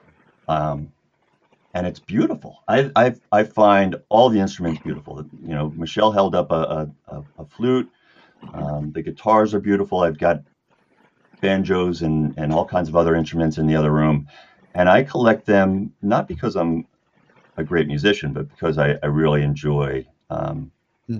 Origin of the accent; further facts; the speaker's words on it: New Jersey, United States; moved away as an adult; now in Vermont, United States; I grew up in New Jersey